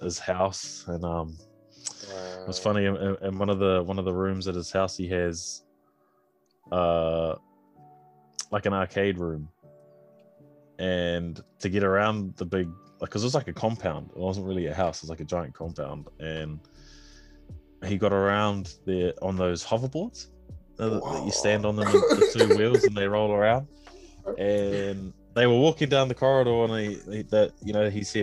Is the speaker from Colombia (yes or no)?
no; New Zealand; I'm from New Zealand